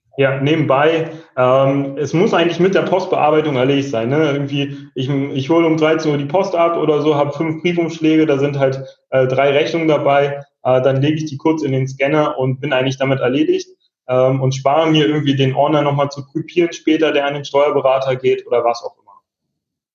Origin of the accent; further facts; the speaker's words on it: Berlin, Germany; ich bin auch ursprünglich Berliner